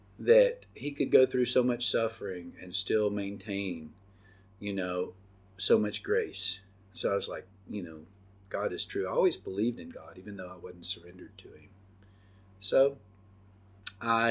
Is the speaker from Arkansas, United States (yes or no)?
no; Oxford, Mississippi, United States; I grew up in Oxford, Mississippi